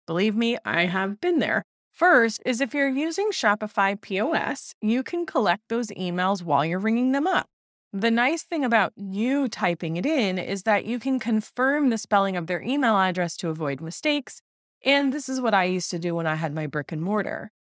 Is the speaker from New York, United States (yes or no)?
yes; New York, United States; I'm from New York